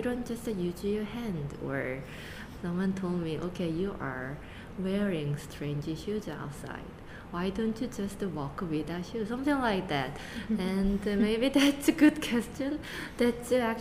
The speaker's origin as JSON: {"language": "English", "country": "South Korea", "second_language": "English", "moved": "as an adult", "lives_now": "United States", "said": "I came here when I was 20, only 20. So my identity is pretty much Asian."}